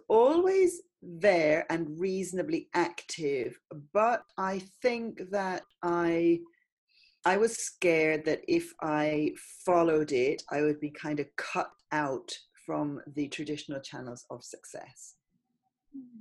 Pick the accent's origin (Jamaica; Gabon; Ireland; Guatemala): Ireland; now in London, United Kingdom; I grew up in Ireland in the countryside.